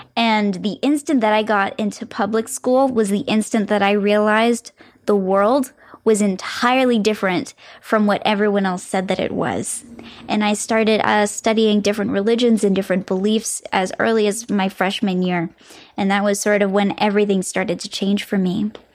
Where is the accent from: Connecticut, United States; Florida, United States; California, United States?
Florida, United States; moved away; It was actually where I was born. And so it feels like I'm coming back to my hometown almost